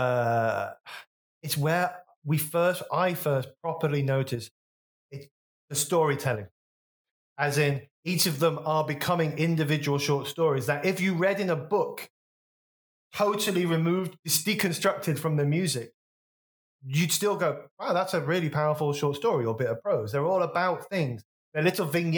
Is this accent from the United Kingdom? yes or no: yes; West Bromwich, West Midlands, United Kingdom; born or raised there